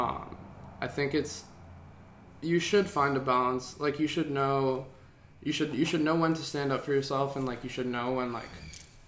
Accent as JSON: {"language": "English", "town": "Santa Monica", "region": "California", "country": "United States", "tie": "born or raised there", "said": "I was born in Santa Monica"}